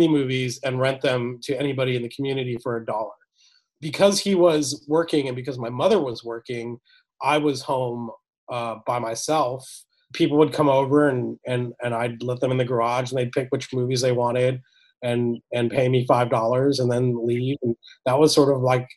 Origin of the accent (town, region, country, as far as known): United States; born or raised there